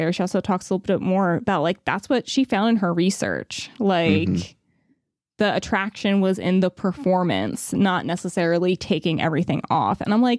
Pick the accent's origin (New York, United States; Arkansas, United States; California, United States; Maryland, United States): New York, United States; And of course, growing up in New York, I love those strange stripes and then the red Pulcinella hat worn by Rose.